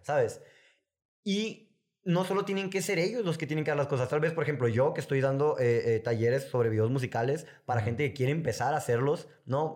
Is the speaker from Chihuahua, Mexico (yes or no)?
no; Sonora, Mexico; yo soy de Sonora